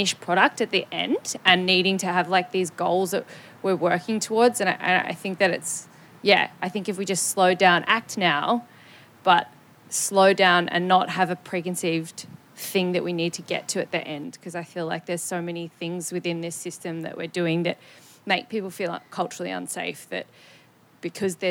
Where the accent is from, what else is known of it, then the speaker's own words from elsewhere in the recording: Wurundjeri country, Victoria, Australia; I grew up on Wurundjeri country and I live now on Wurundjeri country